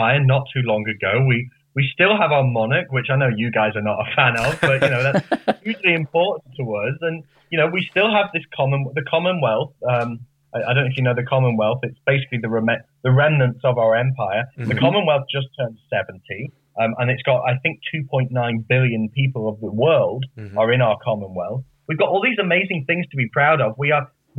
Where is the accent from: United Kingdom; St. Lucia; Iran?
United Kingdom; Lancashire, North West England; I come from a town in northwest England in Lancashire.